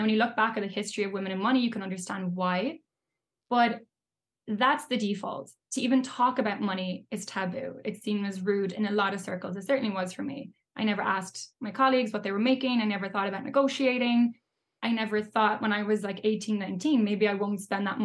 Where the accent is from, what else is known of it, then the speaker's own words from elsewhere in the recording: Ireland; yeah absolutely i mean you'll know as well, like growing up in Ireland, but like growing up anywhere, the whole topic of money is such a taboo.